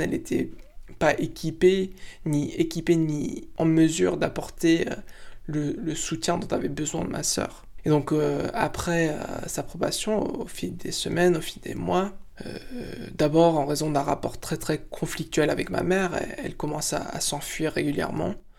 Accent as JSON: {"language": "French", "country": "United States", "tie": "born or raised there", "moved": "as an adult", "lives_now": "France", "said": "Je suis franco-marocain, mais j'ai grandi aux États-Unis jusqu'à l'âge de 19 ans"}